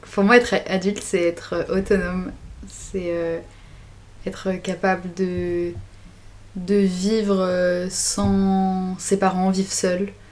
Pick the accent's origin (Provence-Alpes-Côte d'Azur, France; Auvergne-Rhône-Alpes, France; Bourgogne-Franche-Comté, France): Auvergne-Rhône-Alpes, France; Grenoble; j'ai 19 ans. Euh, je viens de Grenoble.